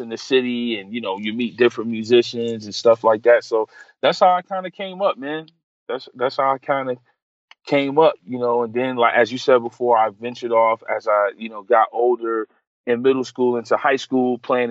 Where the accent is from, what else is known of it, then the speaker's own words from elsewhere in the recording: Hartford, Connecticut, United States; moved away as an adult; now in Atlanta, United States; I'm originally from Hartford, Connecticut